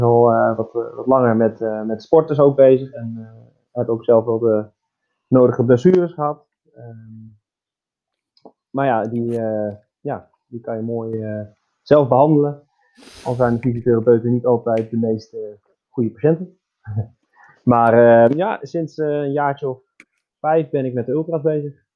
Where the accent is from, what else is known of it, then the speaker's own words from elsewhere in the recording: Netherlands; moved away as an adult; also born or lived in Germany; now in Switzerland; wij als, als Nederlanders